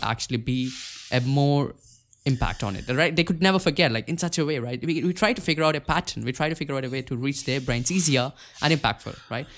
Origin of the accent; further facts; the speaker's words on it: India; I'm from India